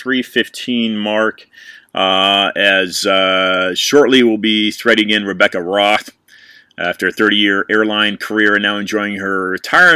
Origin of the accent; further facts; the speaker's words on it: California, United States; also born or lived in San Francisco; I'm a Californian by birth